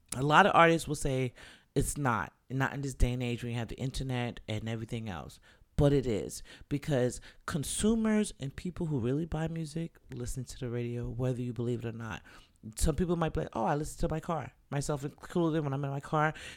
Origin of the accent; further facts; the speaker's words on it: New York, United States; moved away; I was born and raised in the Bronx, Jacoby Hospital